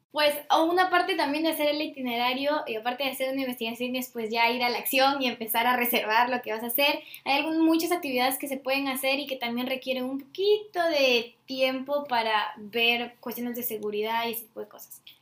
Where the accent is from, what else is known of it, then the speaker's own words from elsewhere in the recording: Peru; si vengo de Perú